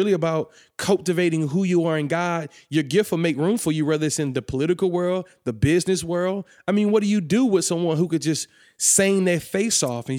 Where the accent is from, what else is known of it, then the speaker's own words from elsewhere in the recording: Atlanta, Georgia, United States; now in Kentucky, United States; So I'm originally from Atlanta.